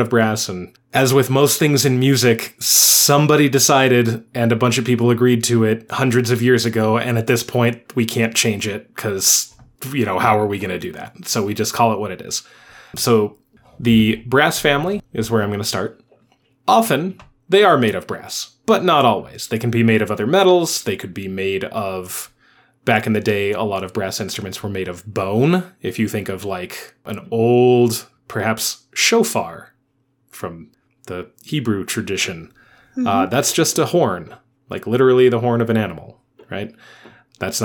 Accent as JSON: {"language": "English", "country": "United States", "said": "We are American."}